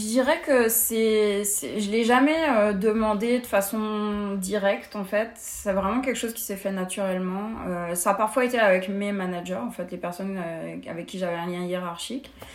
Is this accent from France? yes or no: yes; France; moved away as an adult; also born or lived in Paris; now in Montreal, Canada; en tant que française